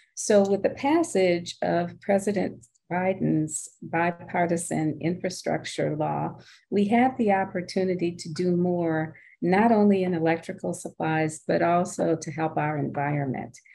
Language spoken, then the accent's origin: English; Cane River, Louisiana, United States; moved away as an adult; also born or lived in New Orleans; So my sister Carol and I grew up on Cane River, Louisiana, which is in Natchitoches Parish